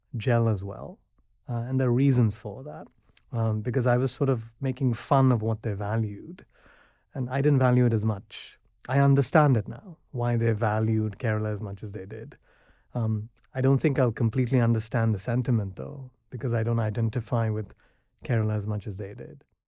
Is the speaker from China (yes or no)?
no; Abu Dhabi, United Arab Emirates; moved away as an adult; also born or lived in United States; I grew up in Abu Dhabi. I wasn't born there, but I was taken there when I was, I think, thirty-two days old